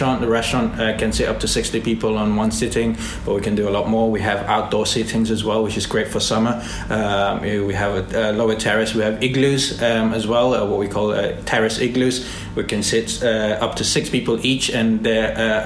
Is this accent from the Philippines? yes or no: yes; Philippines; moved away; I'm from Philippines